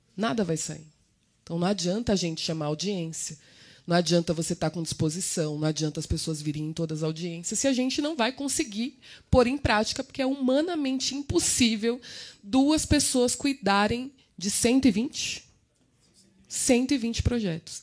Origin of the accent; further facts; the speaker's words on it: São Paulo, Brazil; eu sou de Cidade Tiradentes